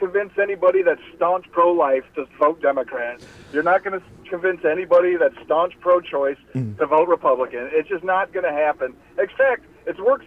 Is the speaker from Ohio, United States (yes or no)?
yes; Northwest Ohio, United States; moved away as an adult; now in Northern New York, United States; I'm originally from Northwest Ohio